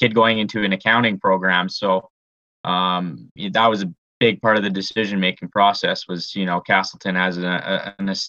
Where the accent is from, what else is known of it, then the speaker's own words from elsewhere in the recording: Canada; also born or lived in Lethbridge, Alberta; as a Canadian